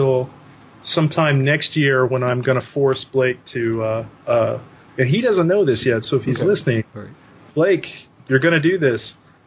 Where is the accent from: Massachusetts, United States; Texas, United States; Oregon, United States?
Texas, United States; North; I am from North Texas